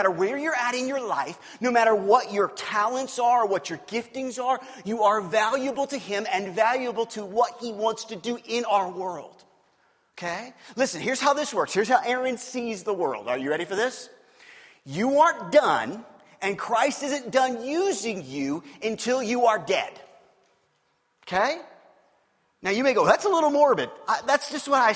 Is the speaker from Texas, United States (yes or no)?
no; Kansas City, Missouri, United States; I grew up in Kansas City. I grew up on the Missouri side of Kansas City.